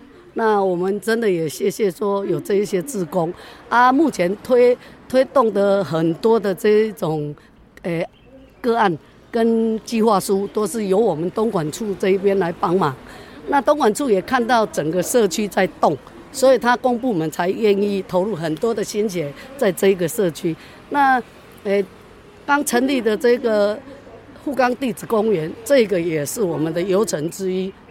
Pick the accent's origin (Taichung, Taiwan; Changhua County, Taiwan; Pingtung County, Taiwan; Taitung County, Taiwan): Taitung County, Taiwan; Taitung City; 我在这里长大，今年六十几了，嘿，那对整个富冈可以说也算了若指掌。